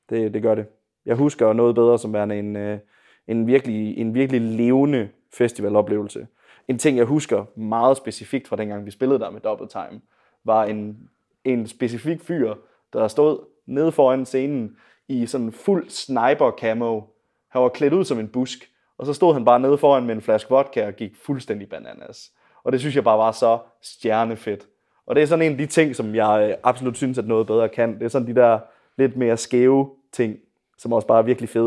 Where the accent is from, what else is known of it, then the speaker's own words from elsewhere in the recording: Viborg, Central Denmark Region, Denmark; Men ja, jeg er oprindelig fra Viborg, og ja, har øh, spillet med, øh, på noget bedre før.